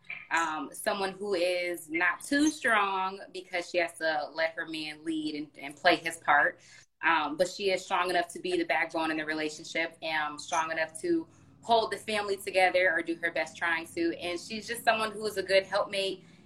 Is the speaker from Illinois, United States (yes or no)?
yes; Chicago, Illinois, United States; I'm from Chicago